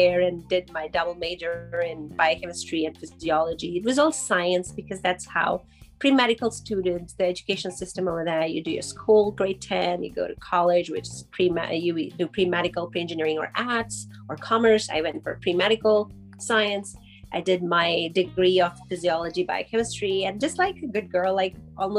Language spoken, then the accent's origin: English; Karachi, Sindh, Pakistan; now in Calgary, Canada; I was born in Karachi, Pakistan, and growing up there